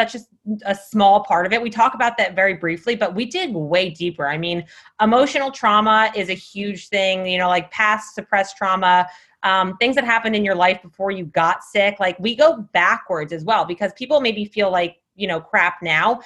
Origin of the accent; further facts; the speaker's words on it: New Jersey, United States; moved away; I am from New Jersey